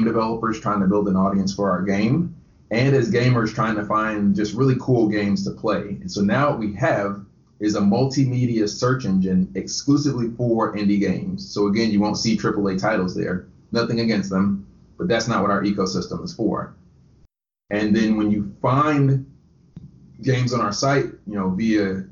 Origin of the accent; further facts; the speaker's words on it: Conyers, Georgia, United States; moved away as an adult; also born or lived in Statesboro, Georgia; now in Tampa, United States; I grew up right outside of Atlanta in a city called Conyers